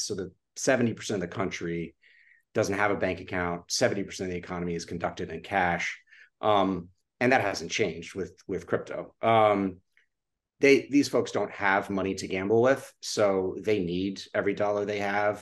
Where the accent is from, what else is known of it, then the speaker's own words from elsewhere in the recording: Austin, Texas, United States; moved away; growing up in Austin was truly just a, it was an incredible childhood.